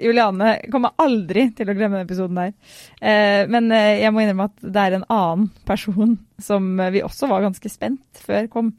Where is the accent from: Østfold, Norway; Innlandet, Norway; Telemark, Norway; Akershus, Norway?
Østfold, Norway; Fredrikstad; fra Fredrikstad